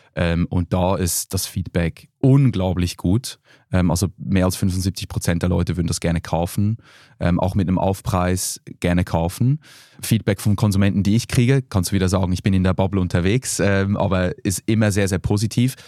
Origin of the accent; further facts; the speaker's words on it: Switzerland; now in Berlin, Germany; Ich bin ja Schweizer, bei uns